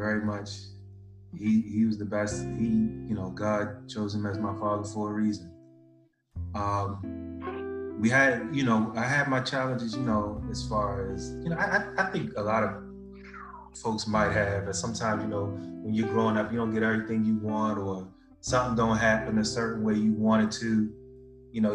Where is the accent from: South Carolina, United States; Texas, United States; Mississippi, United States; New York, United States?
Texas, United States; Houston; I was born in Houston, Texas